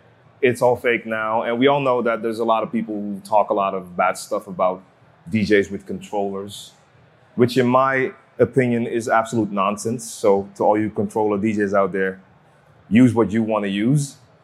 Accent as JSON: {"language": "English", "town": "Amsterdam", "region": "North Holland", "country": "Netherlands", "said": "I'm a DJ from Amsterdam. I've been DJing for 25 years."}